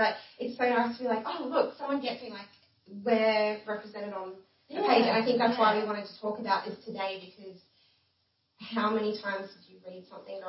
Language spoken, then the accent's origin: English; Rockhampton, Queensland, Australia; I grew up in Rocky too. I went to school here and moved away after uni to do uni and decided to come back